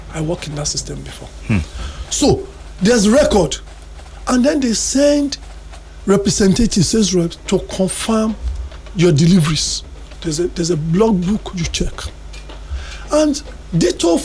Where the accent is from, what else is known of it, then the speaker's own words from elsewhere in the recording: Nigeria; we are Nigerian